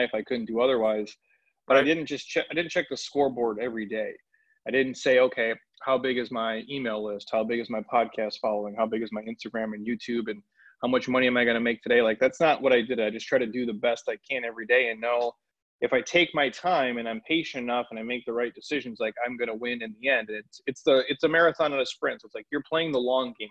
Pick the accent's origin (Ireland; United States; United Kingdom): United States; Minneapolis, Minnesota; I grew up in the Midwest. I'm from Minneapolis